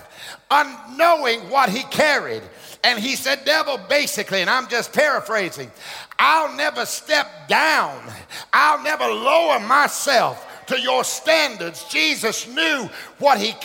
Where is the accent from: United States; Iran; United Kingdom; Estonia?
United States; Hartford, Alabama; I was born in Alabama, Hartford, Alabama